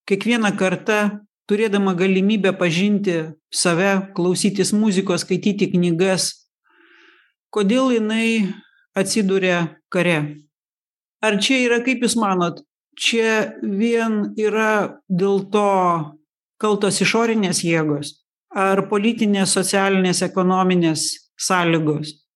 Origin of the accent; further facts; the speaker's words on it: Lithuania; mes lietuviai